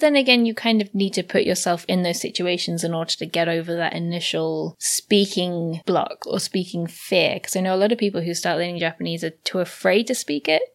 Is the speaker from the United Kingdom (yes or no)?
yes; United Kingdom; I'm British